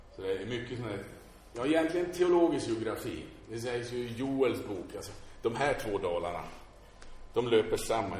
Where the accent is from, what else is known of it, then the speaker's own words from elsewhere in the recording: Sweden; som svenskar